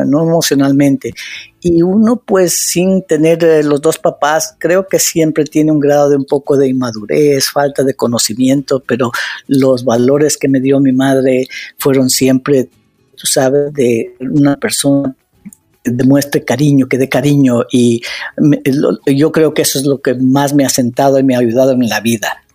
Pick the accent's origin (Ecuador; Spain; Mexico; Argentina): Ecuador; moved away as an adult; now in United States; el Ecuador, haber crecido ahí